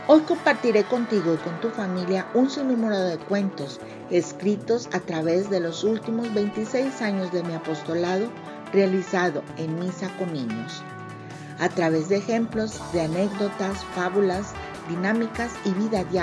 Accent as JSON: {"language": "Spanish", "country": "Mexico", "said": "Hola amigos … autora mexicana con más de 20 años en cuentos que promueven la moral de vida."}